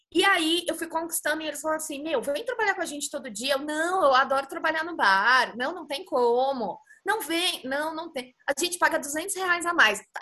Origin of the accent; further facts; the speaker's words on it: São Paulo, Brazil; ainda estando em São Paulo, que é minha cidade natal